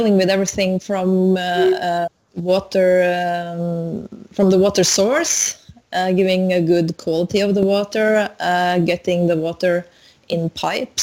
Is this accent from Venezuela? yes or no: no; Norway; I'm Norwegian